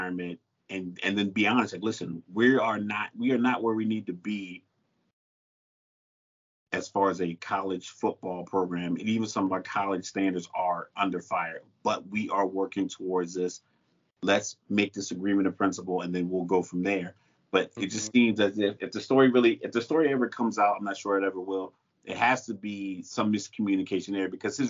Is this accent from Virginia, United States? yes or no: yes; Newport News, Virginia, United States; moved away as an adult; I grew up in Newport News right next to Hampton